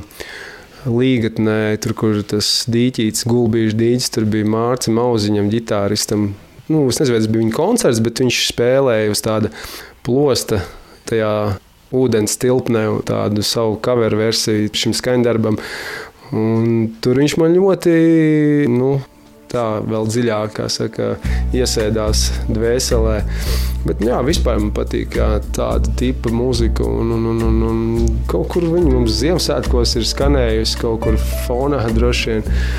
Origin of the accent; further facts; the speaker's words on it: Sigulda, Sigulda Municipality, Latvia; Es nu, arī esmu dzimis audzis Siguldā